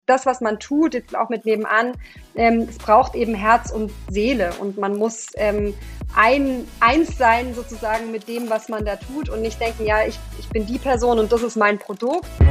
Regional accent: Swabian Jura, Baden-Württemberg, Germany; moved away as an adult; also born or lived in East Germany; now in Berlin, Germany; bin dann auf die Schwäbische Alb gezogen in ein anderes kleines Dorf

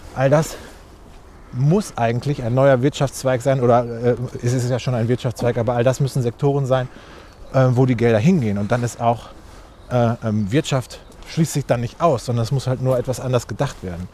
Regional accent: Recklinghausen, North Rhine-Westphalia, Germany; im, im, Stadtgarten von Recklinghausen, meiner Heimatstadt.

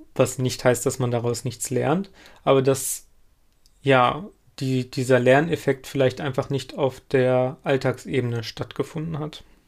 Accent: Lüdenscheid, North Rhine-Westphalia, Germany; moved away; in meiner alten Heimatstadt, also in Lüdenscheid

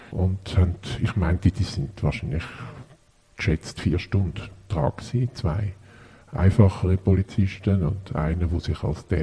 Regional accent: Switzerland; habe auch sowohl da bei uns in der Schweiz gelebt wie im Ausland

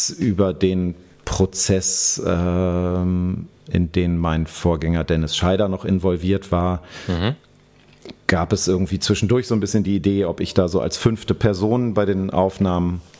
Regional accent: Hanover, Lower Saxony, Germany; now in Berlin, Germany; ich komme aus, komm aus Hannover ursprünglich.

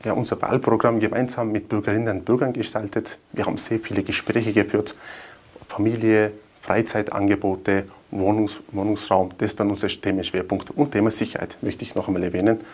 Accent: Wörgl, Tyrol, Austria; Mörgl ist meine Heimatstadt, also meine Frau, meine zwei Kinder, meine Eltern leben auch in Wörgl

